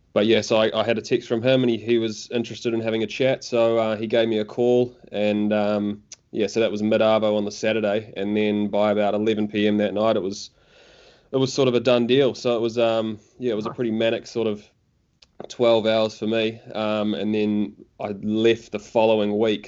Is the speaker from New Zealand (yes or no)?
yes; Auckland, New Zealand; also born or lived in Dunedin; I'm actually from Auckland, but I was living in Dunedin for the summer